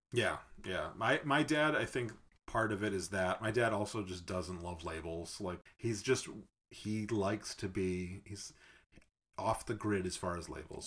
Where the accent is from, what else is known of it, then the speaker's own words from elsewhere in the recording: Massachusetts, United States; I was raised Catholic in Massachusetts